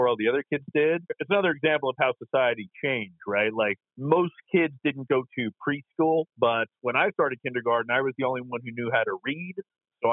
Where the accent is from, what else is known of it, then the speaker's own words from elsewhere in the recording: New York City, New York, United States; I was born in Queens, New York